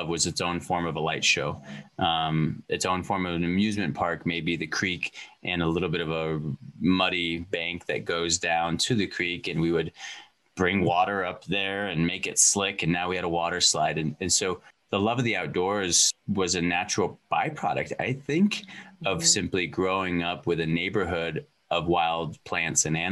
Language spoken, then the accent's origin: English; Bozeman, Montana, United States; also born or lived in California; I was born in California and I feel like I am Montana made